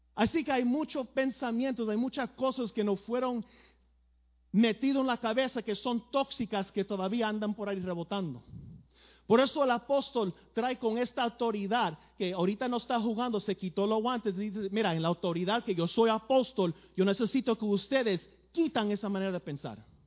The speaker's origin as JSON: {"language": "Spanish", "region": "New York", "country": "United States", "tie": "born or raised there", "said": "yo me crié en el Bronx, Nueva York"}